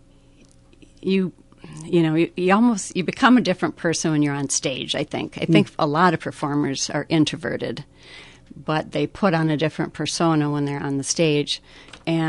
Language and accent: English; Fairmont, Minnesota, United States; Laurel's Cafe in Fairmont, my hometown